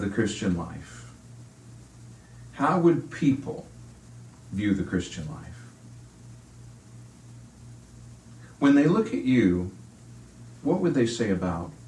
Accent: Virginia, United States; moved away; also born or lived in Fort Worth, Texas; Virginia is my home, so I'm a Southern boy. I was raised with Southern values of etiquette

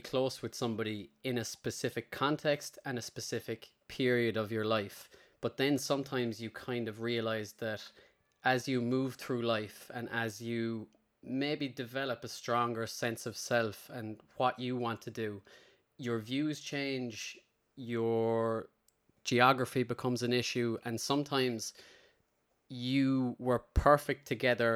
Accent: Limerick, Munster, Ireland; I grew up in Limerick

